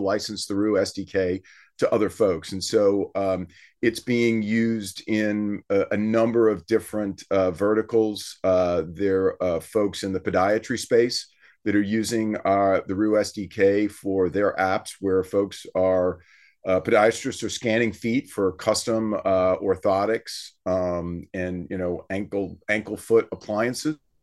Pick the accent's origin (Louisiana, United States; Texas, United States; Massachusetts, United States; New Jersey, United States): Louisiana, United States; South; we're from South Louisiana